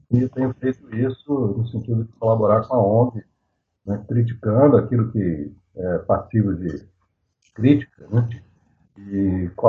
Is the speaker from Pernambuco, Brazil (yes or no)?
no; Rio de Janeiro, Brazil; moved away as an adult; now in Lambari, Brazil; eu moro em Lambari, na verdade sou natural do Rio de Janeiro e me radiquei aqui, mudei para Lambari definitivamente há cerca de 28 anos. Né? Eu tenho é, é, família da minha mãe daqui de Lambari